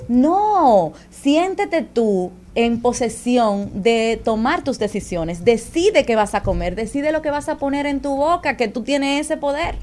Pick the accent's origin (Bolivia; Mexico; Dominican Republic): Dominican Republic; Nosotros tenemos como dominicanos